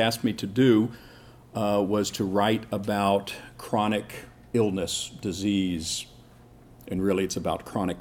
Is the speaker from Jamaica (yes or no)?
no; Seoul, South Korea; I grew up in Korea. I was born in 1959 in Seoul